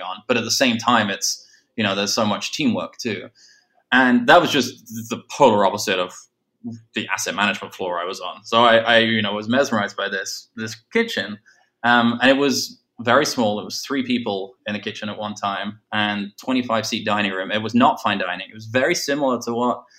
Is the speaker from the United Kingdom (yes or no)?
yes; England, United Kingdom; moved away as an adult; also born or lived in London; now in New York, United States; being English